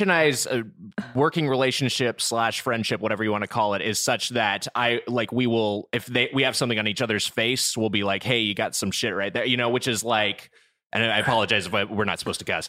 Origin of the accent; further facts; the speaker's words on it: Southern California, United States; we're both from Southern California, we reconvened down here